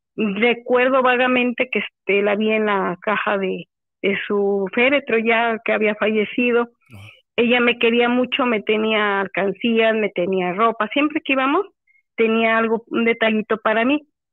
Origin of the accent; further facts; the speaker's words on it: Córdoba, Veracruz, Mexico; also born or lived in Cuautlapan, Veracruz; yo soy nativa de Córdoba